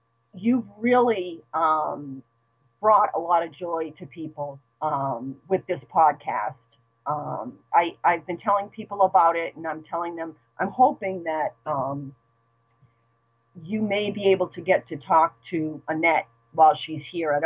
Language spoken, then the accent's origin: English; Brooklyn, New York, United States; now in Boston, United States; Well, I hail from Brooklyn, New York. And so that kind of gives me kind of a certain stereotypical personality trait, which is, I say that in a good way. I love being a New Yorker. I am a transplant. I now live in Boston.